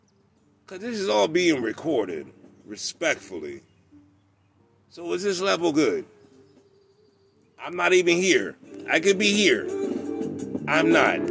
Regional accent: Charleston, South Carolina, United States; I was born in Charleston, South Carolina

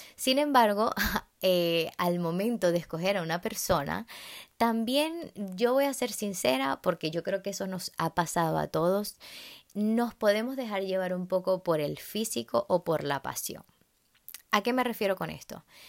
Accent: Venezuela; en Venezuela, eh, el país de donde yo soy

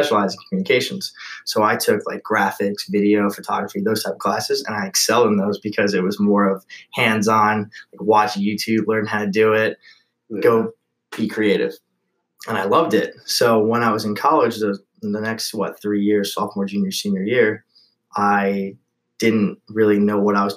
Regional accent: Eastchester, New York, United States; I grew up in East Chester, so I'm a Westchester boy.

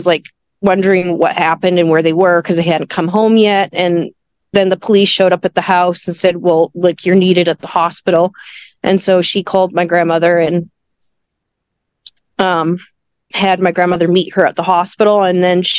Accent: Vancouver, British Columbia, Canada; also born or lived in Victoria; I was born in Vancouver

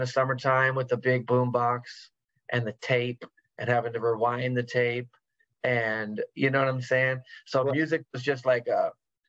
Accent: West Coast, United States; Yeah, I've always been here. I've traveled, but I've always lived here.

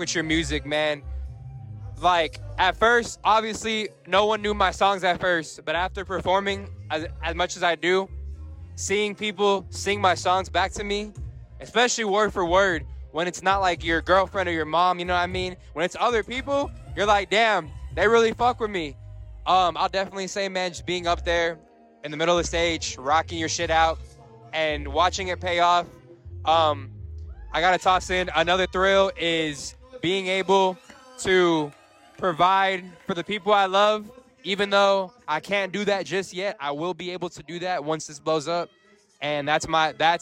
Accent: San Antonio, Texas, United States; born or raised there

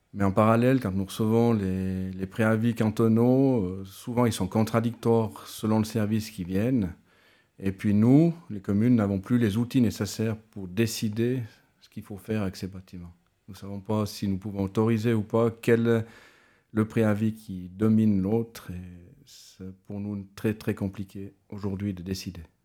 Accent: mountain commune in Valais, Switzerland; je suis originaire de Lille

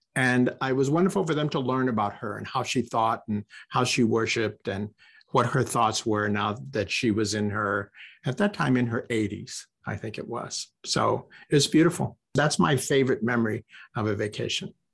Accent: Corpus Christi, Texas, United States; moved away as an adult; also born or lived in California; I was raised in Corpus Christi

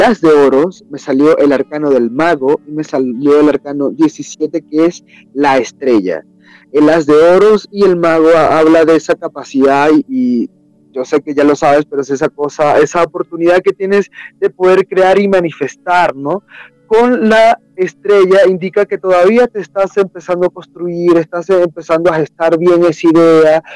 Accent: Venezuela; moved away as an adult; now in Peru; originalmente soy de Venezuela

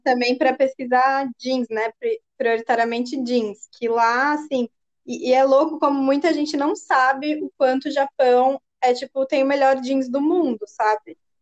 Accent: Brazil; como brasileiros

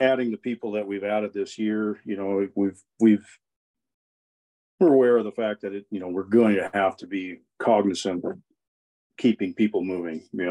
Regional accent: Cody, Wyoming, United States; we work the Heart Mountain Challenge every year in Cody. It's my hometown

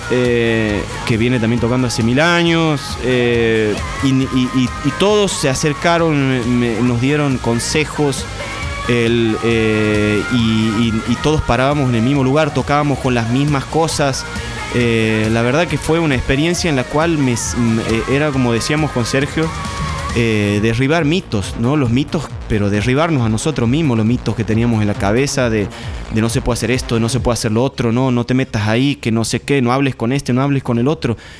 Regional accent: Santiago del Estero, Argentina; also born or lived in San Salvador de Jujuy, Argentina; now in Buenos Aires, Argentina; Yo nací en Jujuy, Después me crié en Santiago del Estero

